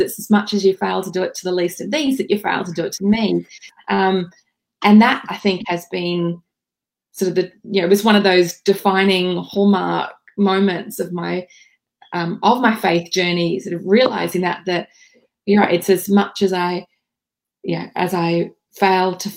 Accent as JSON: {"language": "English", "town": "Bundaberg", "region": "Queensland", "country": "Australia", "tie": "born or raised there", "said": "I grew up in Bundaberg Uniting Church"}